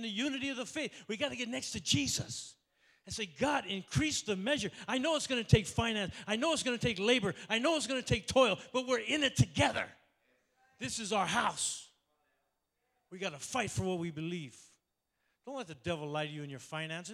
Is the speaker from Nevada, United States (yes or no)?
no; Oakland, California, United States; I was born in Oakland, okay? I'm Oaktown all the way